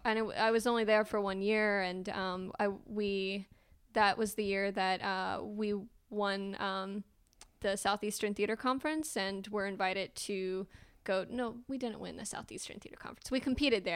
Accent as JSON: {"language": "English", "town": "Calhoun", "country": "United States", "tie": "born or raised there", "moved": "as an adult", "lives_now": "Austin, United States", "said": "I grew up in Calhoun, which, if you haven't been there, there's, um, one stoplight in our entire county"}